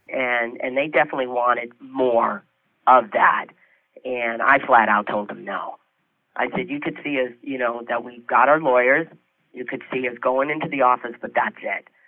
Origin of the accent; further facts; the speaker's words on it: Detroit, Michigan, United States; moved away; I was from Michigan